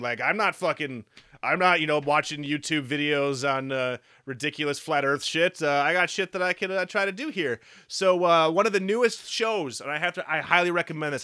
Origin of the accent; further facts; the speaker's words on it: Midwest, United States; we're from the Midwest.